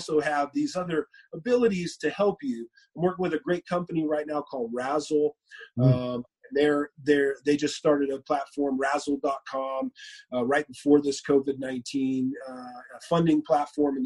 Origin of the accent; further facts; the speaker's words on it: Moreno Valley, California, United States; I helped a marijuana dispensary group get licensing in my hometown. They were looking for licensing in Southern California, and my hometown was coming up.